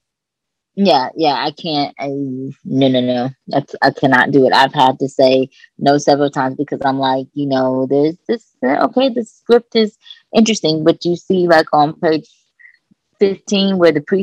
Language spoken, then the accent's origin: English; Kentucky, United States; moved away; also born or lived in Los Angeles; I'm from Kentucky